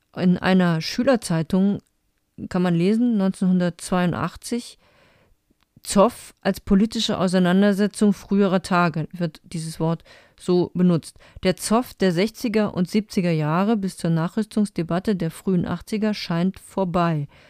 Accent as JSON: {"language": "German", "region": "Saarland", "country": "Germany", "said": "als Saarländerin"}